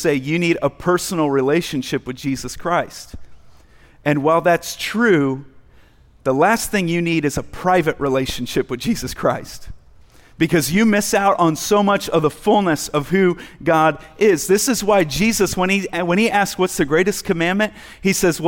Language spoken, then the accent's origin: English; United States; just being an American male